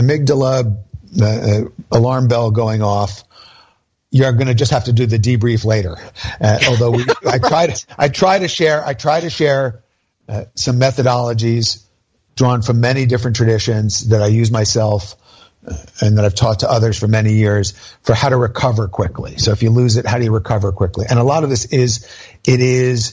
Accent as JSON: {"language": "English", "region": "New Jersey", "country": "United States", "said": "I'm from New Jersey"}